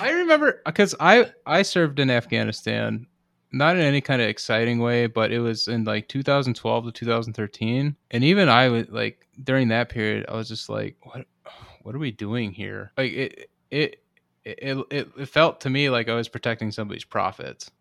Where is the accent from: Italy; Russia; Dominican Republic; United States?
United States; as an American